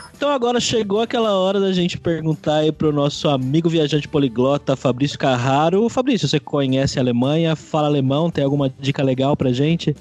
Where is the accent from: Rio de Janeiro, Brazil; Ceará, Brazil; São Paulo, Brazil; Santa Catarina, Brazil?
São Paulo, Brazil; Lençóis Paulista; Eu morei em Lençóis Paulista boa parte da minha infância